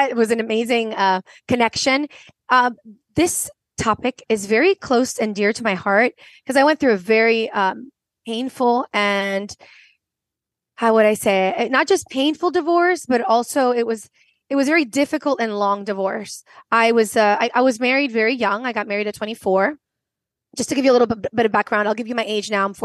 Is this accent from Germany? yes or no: no; Venezuela; also born or lived in United States / France; I am originally from Venezuela. I grew up in between three continents, the Venezuela, South America, the United States, and France.